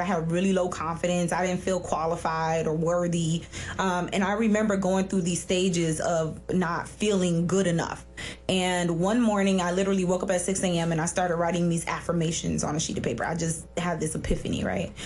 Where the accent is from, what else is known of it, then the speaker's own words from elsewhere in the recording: Miami, Florida, United States; growing up in Miami wasn't horrible